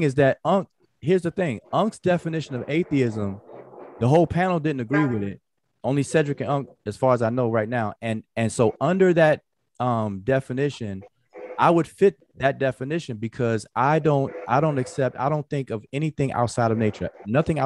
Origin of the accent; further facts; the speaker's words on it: United States; I'm an American. I practice American culture